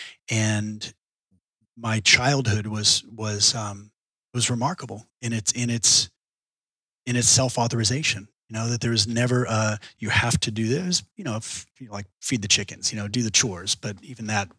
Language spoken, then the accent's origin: English; Austin, Texas, United States; I was born here in Austin and grew up in Texas my whole life.